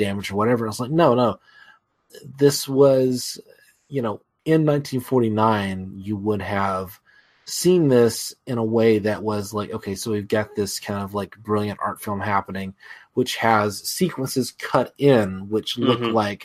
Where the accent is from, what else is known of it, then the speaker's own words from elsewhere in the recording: United States; as an American